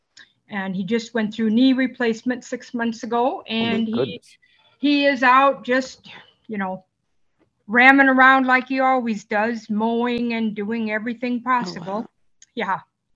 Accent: Clark, South Dakota, United States; also born or lived in Aberdeen, South Dakota; I'm from, Aberdeen, South Dakota. But I spend a good portion of my time in my hometown of Clark, South Dakota, about 75 miles between the two locations.

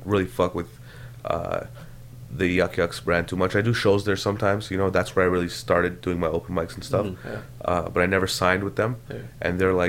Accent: Canada; But the thing is, as a Canadian, it's so shit. Like stand-up comedy is not considered an art form in Canada.

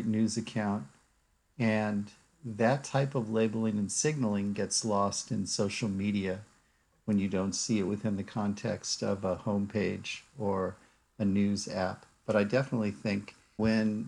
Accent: Washington, District of Columbia, United States; also born or lived in Durham, North Carolina; now in Stanford, United States; I grew up in Washington, D.C.

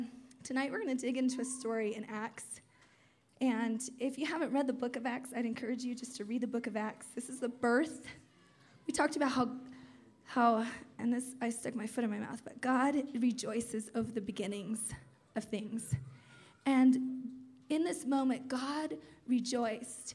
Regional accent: Terceira, Azores, Portugal; moved away; also born or lived in Turlock, California; Terceda, Azores, which is the island I was born on

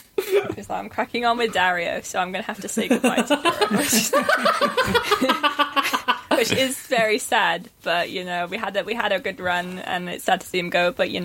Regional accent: United Kingdom

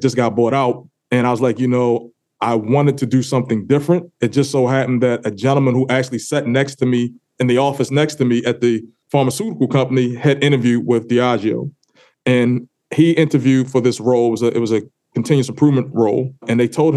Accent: Baltimore, Maryland, United States; I born and raised in Baltimore, Maryland.

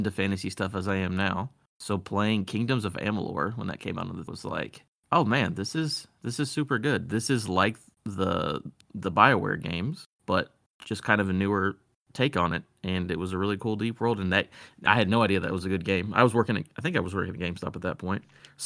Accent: Indiana, United States; I'm from Indiana

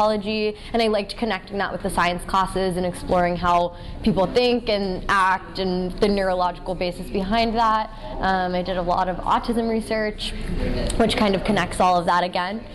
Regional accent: Murrysville, Pennsylvania, United States; moved away as an adult; also born or lived in New York; I grew up in Murrysville, Pennsylvania, which is a small town outside of Pittsburgh.

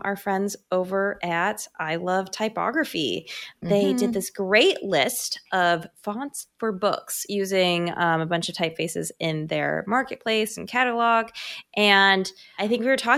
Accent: United States; accent: American; With my American accent

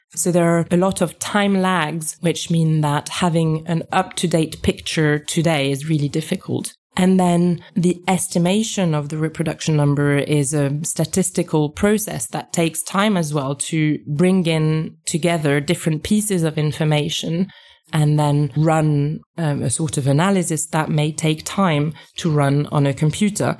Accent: France; moved away as an adult; I was raised in France. This is where I went to school.

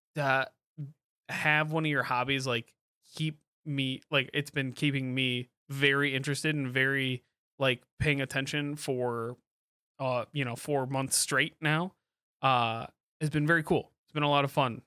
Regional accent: Kalamazoo, Michigan, United States; moved away as an adult; I grew up in Kalamazoo from, like, two thousand one on, uh, until I moved away

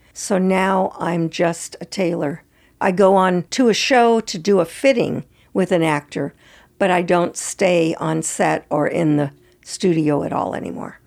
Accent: San Francisco, California, United States; moved away as an adult; also born or lived in Santa Fe / Los Angeles; I grew up in San Francisco

